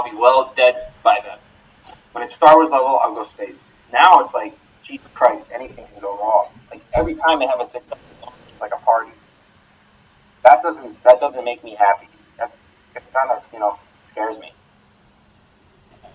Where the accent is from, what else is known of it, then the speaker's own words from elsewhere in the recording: Pennsylvania, United States; I'm from Pennsylvania